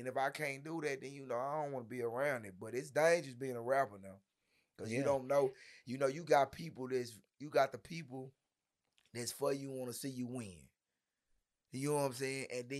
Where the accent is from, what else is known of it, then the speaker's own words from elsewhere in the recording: Dallas, Texas, United States; North Ellis, Hamilton Park, fresh off the island.